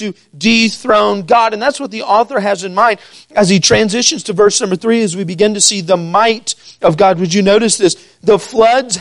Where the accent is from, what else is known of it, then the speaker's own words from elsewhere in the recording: Missouri, United States; also born or lived in St. Louis, Missouri; growing up in Missouri all my life